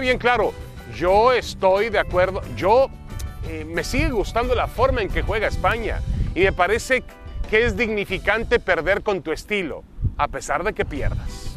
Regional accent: Mexico; nosotros venimos de México, Mauricio y yo de un país donde estamos acostumbrados que cuando juega

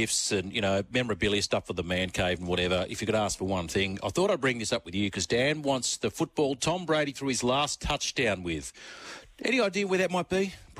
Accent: South Africa; I grew up in South Africa during the apartheid era.

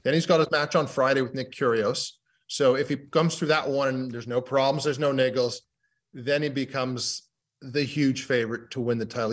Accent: United Kingdom; being a Brit

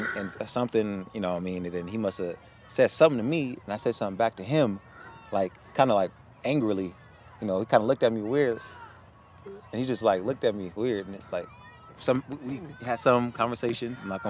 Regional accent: the Bay Area, California, United States; also born or lived in Alabama; I'm from the Bay.

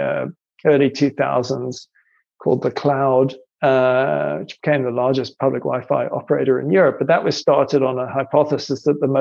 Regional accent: South Africa; also born or lived in Ireland; I'm Irish actually by birth, but I grew up in South Africa

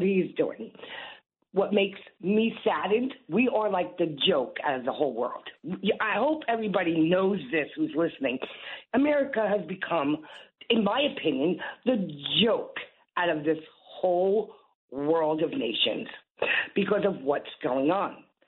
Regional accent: New Jersey, United States; I'm from New Jersey

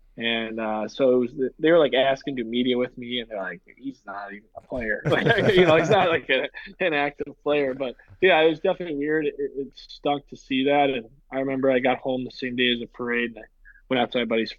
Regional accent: St. Louis, Missouri, United States; born or raised there; moved away; also born or lived in Boston

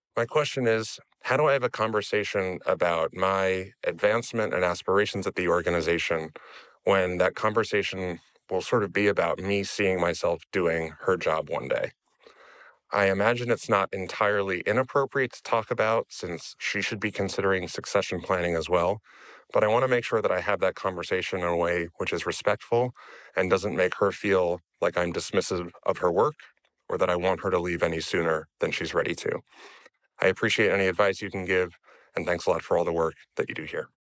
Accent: United States; now in Amsterdam, Netherlands; I'm an American expat currently living in Amsterdam and the Netherlands

